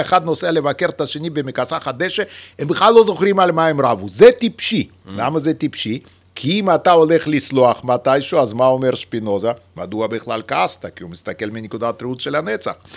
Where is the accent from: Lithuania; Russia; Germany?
Lithuania; accent: Russian; first language Yiddish; Hebrew is a second language; now in Israel; שגם היא שפת האם שלי, פשוט גדלתי בליטא